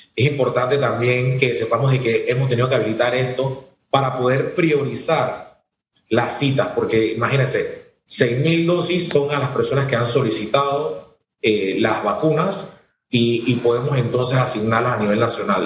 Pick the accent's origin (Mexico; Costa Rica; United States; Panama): Panama; nosotros que somos ciudadanos de, de la República de Panamá